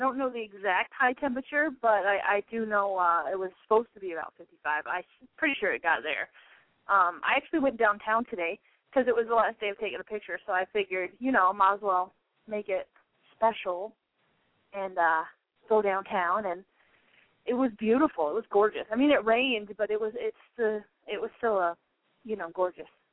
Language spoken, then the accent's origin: English; California, United States; also born or lived in Washington; now in Chicago, United States; I'm from California, and I lived in Washington